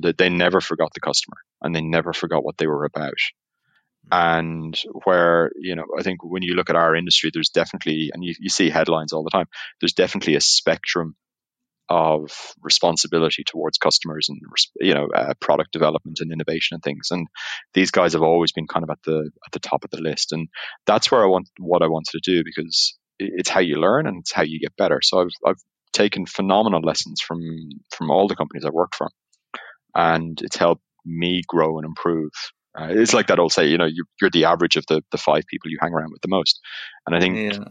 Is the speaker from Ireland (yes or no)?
yes; Ireland; accent: Irish; now in Amsterdam, Netherlands; as you can tell by the accent, even though I'm in Amsterdam, I'm, I'm Irish